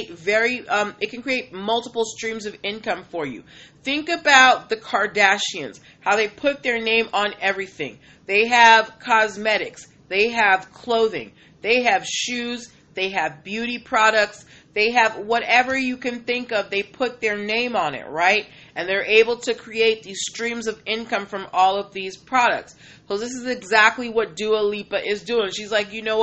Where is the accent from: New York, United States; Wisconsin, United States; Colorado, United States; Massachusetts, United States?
Massachusetts, United States; Boston; I'm born and raised in Boston